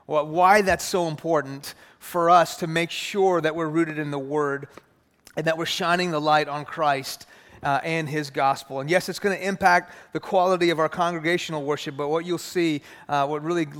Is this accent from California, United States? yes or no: no; Houston, Texas, United States; I grew up in Houston. I grew up in a Muslim home. My family's from Iran.